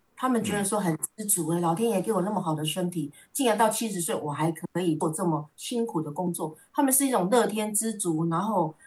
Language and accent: Chinese; Minxiong, Chiayi County, Taiwan; moved away as an adult; now in Taipei, Taiwan; 我是嘉义民雄牛头山这个人，呃，这边的人